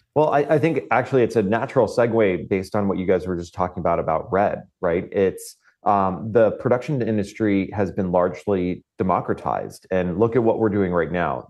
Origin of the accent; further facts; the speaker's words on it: Florida, United States; moved away; I come from Florida